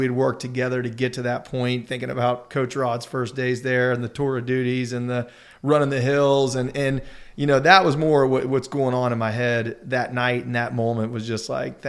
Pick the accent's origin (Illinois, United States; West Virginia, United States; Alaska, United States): West Virginia, United States; Charleston; growing up in Charleston, going to Mountaineer games